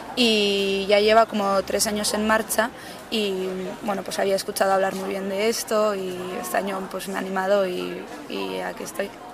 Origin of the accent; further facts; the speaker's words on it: Bilbao, Basque Country, Spain; soy de Bilbao